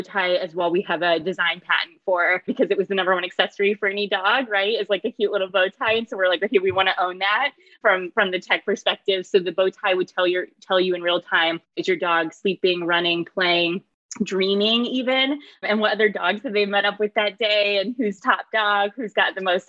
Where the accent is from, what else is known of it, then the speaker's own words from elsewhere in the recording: middle of Illinois, United States; moved away; in the middle of Illinois in a very rural country town.